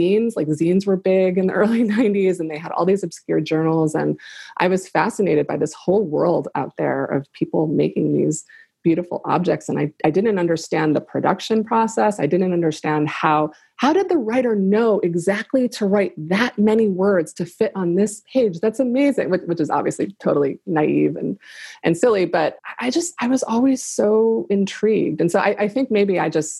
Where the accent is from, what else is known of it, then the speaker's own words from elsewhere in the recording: Buffalo, New York, United States; my hometown of Buffalo